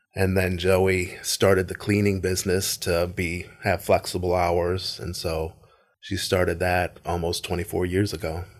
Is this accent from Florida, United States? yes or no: yes; Tarpon Springs, Florida, United States; also born or lived in Largo, Florida; I moved from Largo to Tarpon Springs.